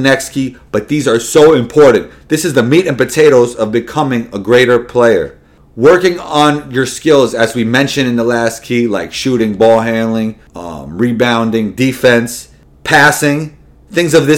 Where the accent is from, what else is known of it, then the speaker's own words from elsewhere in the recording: New York City, New York, United States; was born and raised in New York City, Riverdale in the Bronx to be exact.